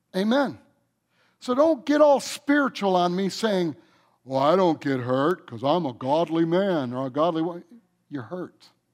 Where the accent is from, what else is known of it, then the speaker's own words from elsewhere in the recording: Michigan, United States; moved away as an adult; also born or lived in North Carolina; I'm from Michigan, and then I moved out here in nineteen seventy-eight